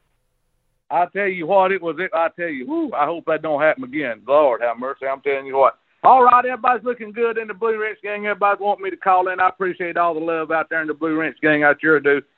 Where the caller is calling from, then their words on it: Jasper, Alabama, United States; I'm calling from Jasper, Alabama